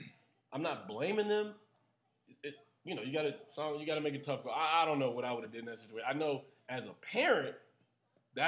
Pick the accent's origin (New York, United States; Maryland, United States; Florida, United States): Maryland, United States; now in Australia; I'm from Maryland